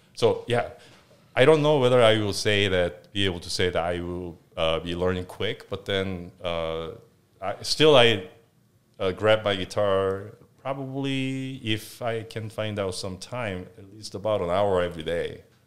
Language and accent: English; Seoul, South Korea; moved away as an adult; So, I was born in South Korea, originally from, um, South Korea, obviously, uh, born in Seoul